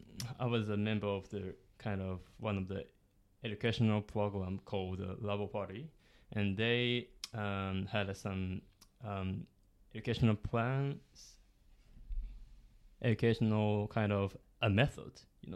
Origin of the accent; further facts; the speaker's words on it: Kyushu, Japan; born there; English is a second language; now in Hiroshima, Japan; I came from the Kyushu, kind of the borderline with Fukuoka Prefecture and right. Oita Prefecture, so kind of the north part of the Kyushu.